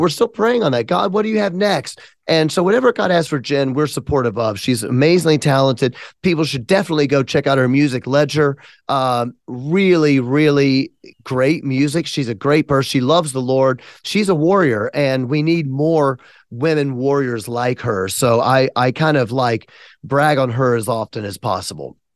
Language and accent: English; Memphis, Tennessee, United States; I'm from Memphis.